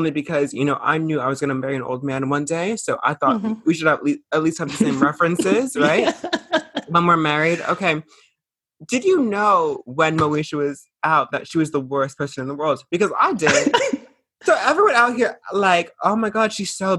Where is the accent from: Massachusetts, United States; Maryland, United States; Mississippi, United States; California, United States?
Massachusetts, United States; Boston; I'm from Boston.